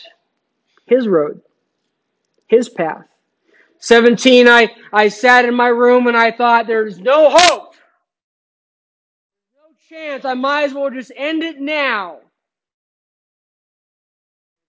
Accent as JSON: {"language": "English", "town": "Phoenix", "region": "Arizona", "country": "United States", "tie": "born or raised there", "said": "in high school, I grew up in Phoenix"}